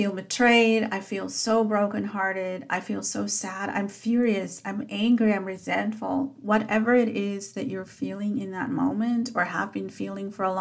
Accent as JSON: {"language": "English", "country": "South Africa", "tie": "born or raised there", "said": "as a child growing up in South Africa"}